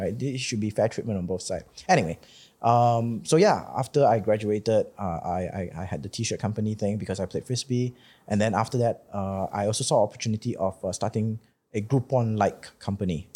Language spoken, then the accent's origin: English; Malaysia; I've been growing up in Malaysia